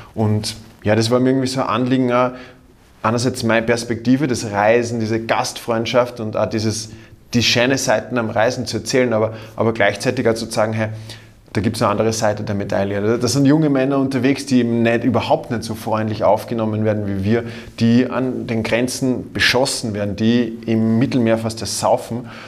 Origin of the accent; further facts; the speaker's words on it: Austria; als Österreicher